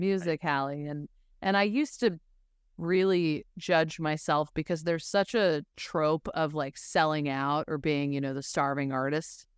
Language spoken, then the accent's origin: English; Denver, Colorado, United States; also born or lived in Los Angeles / Nashville; now in New York, United States; I'm originally from Denver